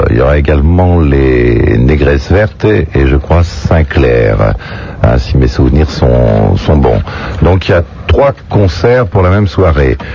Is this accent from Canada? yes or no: no; La Rochelle, Nouvelle-Aquitaine, France; mon coin, c'est ma ville natale